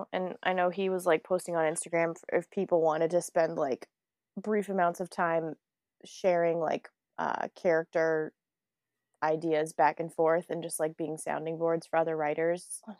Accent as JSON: {"language": "English", "region": "New England", "country": "United States", "tie": "born or raised there", "said": "I was born in January in New England."}